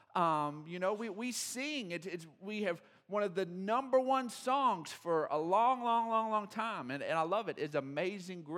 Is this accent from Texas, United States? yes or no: yes; Odessa, Texas, United States; I grew up in Odessa